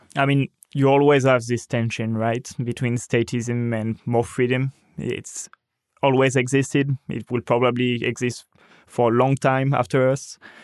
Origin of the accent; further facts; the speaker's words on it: France; my hometown